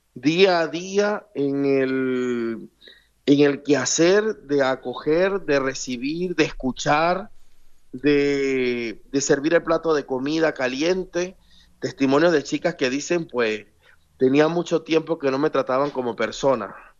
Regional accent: Venezuela; yo como venezolano

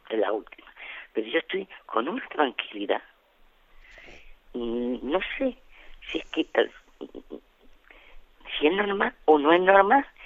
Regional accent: Almería, Andalusia, Spain; Soy de Almería

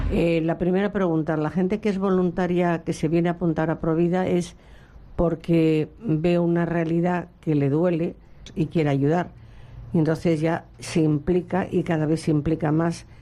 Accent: Madrid, Community of Madrid, Spain; moved away as an adult; now in Seville, Spain; soy de Madrid.

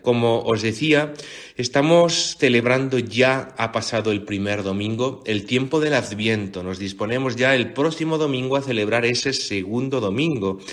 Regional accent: Region of Murcia, Spain; soy de Murcia, del sur, de la costa, de una huerta impresionante y, bella

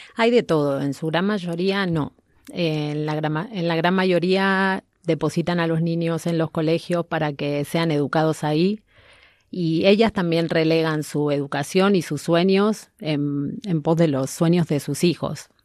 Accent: Argentina; now in Spain; soy argentina, una madre migrante

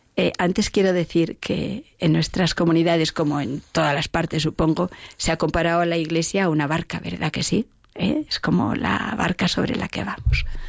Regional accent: Oviedo, Asturias, Spain; yo soy de Oviedo

